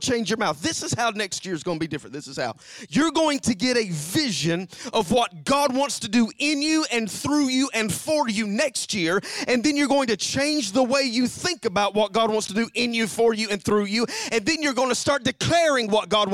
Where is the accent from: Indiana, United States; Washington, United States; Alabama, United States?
Alabama, United States; now in Knoxville, United States; I'm from Alabama